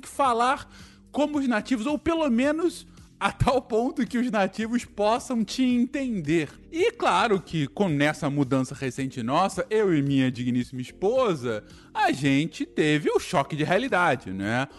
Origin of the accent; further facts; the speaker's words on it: Brazil; moved away as an adult; now in Canada; como brasileiro que somos, quando a gente é imigrante